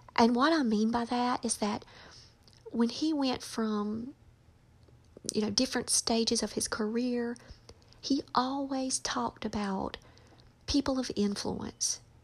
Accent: North Carolina, United States; born or raised there

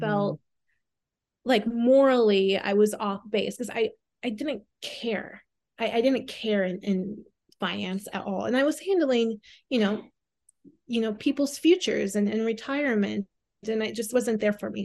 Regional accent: Southwest Minnesota, United States; now in New York, United States; I'm originally from Minnesota. Um, I was born and raised there. Um, Southwest Minnesota, so a very small town right around two hundred people

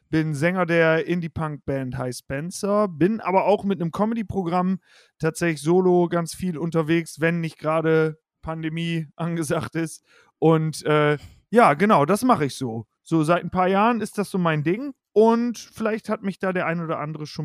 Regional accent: Osnabrück, Lower Saxony, Germany; es gibt eine Show mhm. in Osnabrück, wo ich herkomme, die heißt … liest eure Witze.

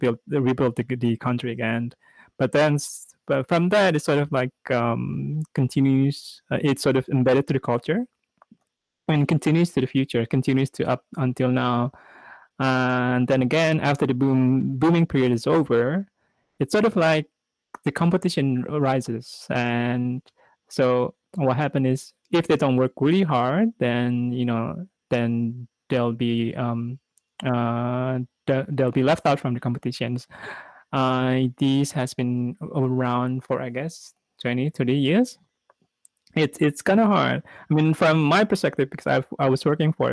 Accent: Indonesia; now in Japan; I'm now from Indonesia as well

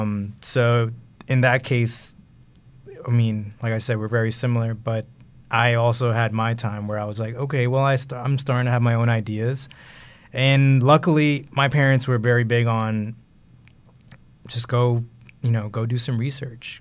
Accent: New York, United States; moved away; also born or lived in Houston; I grew up in Brooklyn, New York, and I was born in Houston, but I grew up in Brooklyn, New York

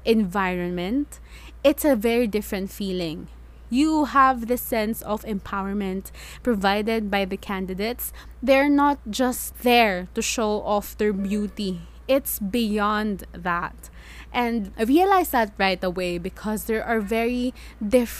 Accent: Philippines; I introduce myself as a Filipino

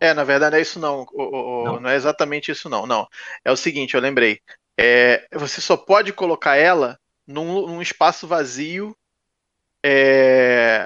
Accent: Rio de Janeiro, Brazil; now in Niterói, Brazil; eu nasci no Rio

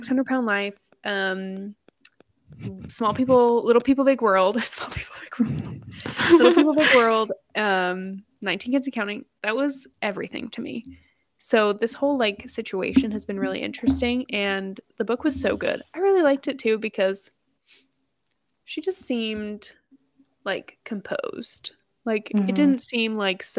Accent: Texas, United States; it talks about my home state.

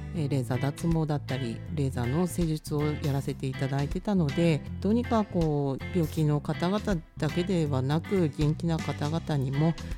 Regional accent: Tomakomai, Hokkaido, Japan; moved away as an adult; also born or lived in Tokyo; 小中高看護学校が苫小牧です

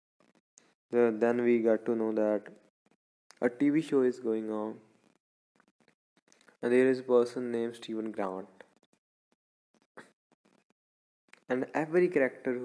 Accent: Punjab, India; I'm from Punjab.

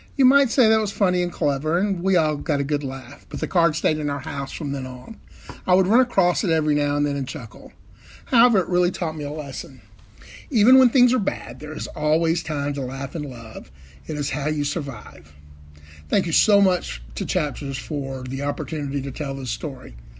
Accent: Birmingham, Alabama, United States; I'm from Birmingham, Alabama

